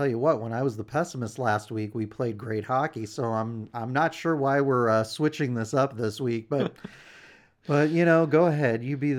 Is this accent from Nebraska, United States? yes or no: yes; Omaha, Nebraska, United States; The guys who have Omaha on the front of the jersey are my hometown heroes.